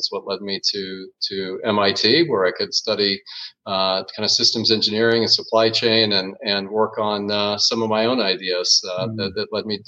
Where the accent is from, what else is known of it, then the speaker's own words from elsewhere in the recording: Phoenix, Arizona, United States; moved away as an adult; now in Budapest, Hungary; Well, that's a tough question to answer, but the core of it would be Phoenix, Arizona, and aroun